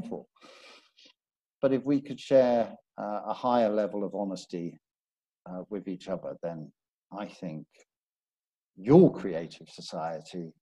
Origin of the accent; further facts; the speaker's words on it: Belfast, Northern Ireland, United Kingdom; I'm from, I was originally born in Belfast, so I'm from Northern Ireland